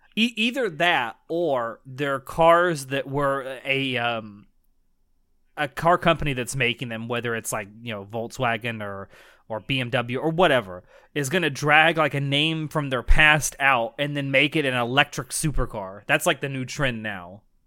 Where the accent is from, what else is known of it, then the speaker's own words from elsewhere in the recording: the South, United States; I'm from the South in the United States